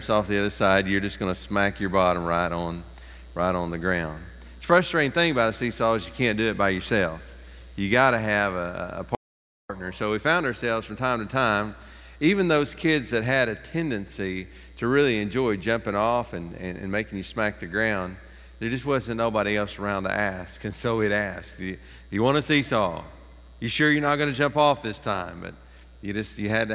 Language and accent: English; East Tennessee, United States; When I was growing up in East Tennessee